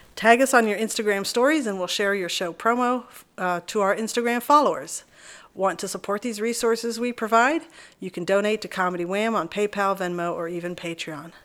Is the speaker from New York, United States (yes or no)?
no; Texas, United States; when I was seven is when we moved to Texas